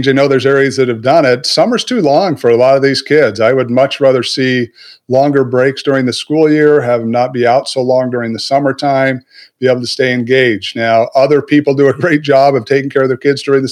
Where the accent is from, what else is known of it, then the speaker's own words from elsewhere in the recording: Southern Utah, United States; I was raised in Southern Utah